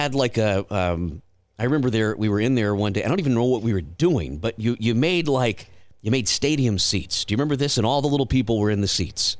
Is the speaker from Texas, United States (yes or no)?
yes; South Texas, United States; also born or lived in Portland, Texas; down where we grew up in South Texas